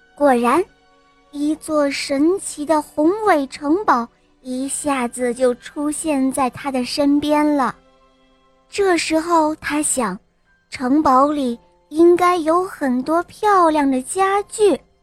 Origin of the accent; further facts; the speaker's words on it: Shandong, China; 我今年四岁了，我来自山东